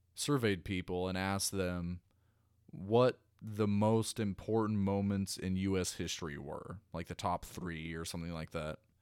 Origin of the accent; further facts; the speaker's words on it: United States; I'm an American. I'm an American first, and I'm an American last